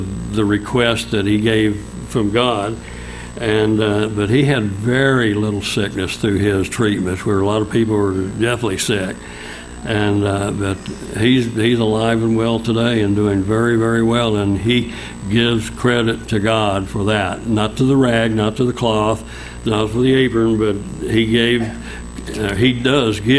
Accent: Oilton, Oklahoma, United States; also born or lived in Duncan, Oklahoma; I moved back to my hometown in Oilton, Oklahoma

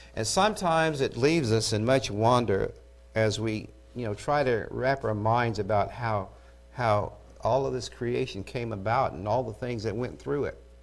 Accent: Eufaula, Oklahoma, United States; I'm from Eufaula

